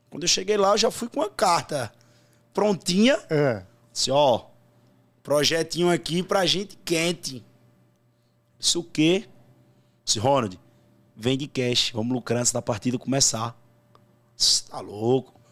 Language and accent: Portuguese; Campina Grande, Paraíba, Brazil; Sou de Campina Grande, Paraíba.